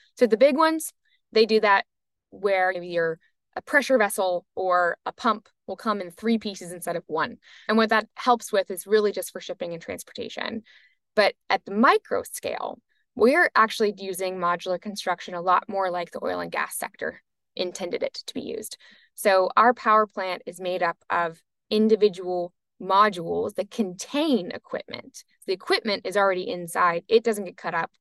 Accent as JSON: {"language": "English", "country": "United States", "said": "I'm obviously American"}